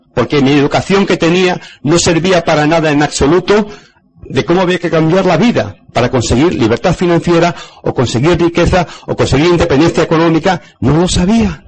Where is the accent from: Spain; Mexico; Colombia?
Spain; en mi país España